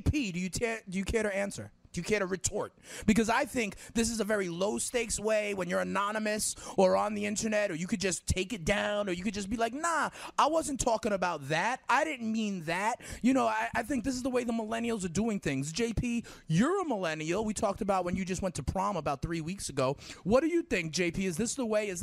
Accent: New York, United States; I'm a New Yorker

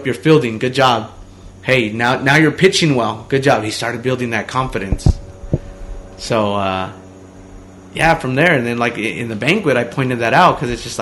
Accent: Omaha, Nebraska, United States; we grew up in Omaha

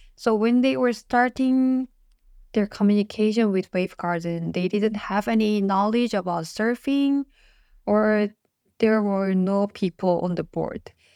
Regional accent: South Korea; first language Korean; English is a second language; Korean is my mother tongue languages and English

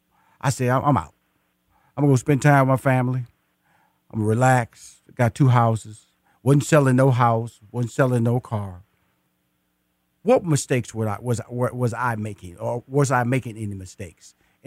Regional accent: Houston, Texas, United States; And I am a native Houston. I was born in Houston. I went to high school in Houston. I went to college in Houston. I got married in Houston. And I still live in Houston and also live in Atlanta, Georgia.

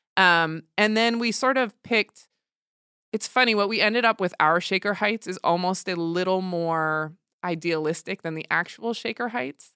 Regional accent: New Jersey, United States; I was raised in Jersey, right across the bridge from Manhattan

